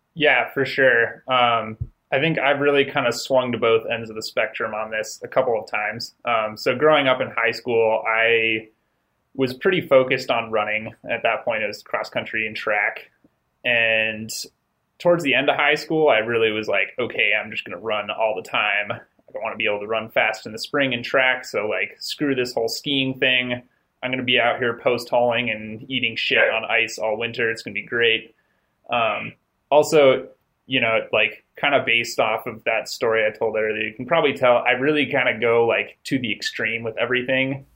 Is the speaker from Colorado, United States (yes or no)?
yes; Durango, Colorado, United States; moved away as an adult; also born or lived in Gunnison, Colorado; now in Logan, United States; I grew up in Colorado, um, grew up in Durango, and spent, man, my first 24 years living in Colorado.